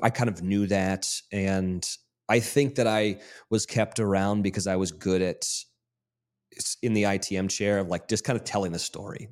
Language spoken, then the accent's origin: English; Monterey or Carmel, California, United States; moved away as an adult; also born or lived in Mississippi; we grew up in Monterey or Carmel, California